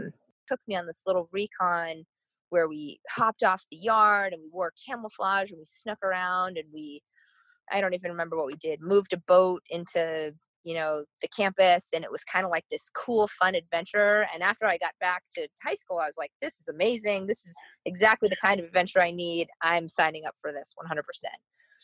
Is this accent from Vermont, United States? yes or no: yes; Burlington, Vermont, United States; moved away as an adult; also born or lived in Annapolis, Maryland; So I'm from Burlington, Vermont.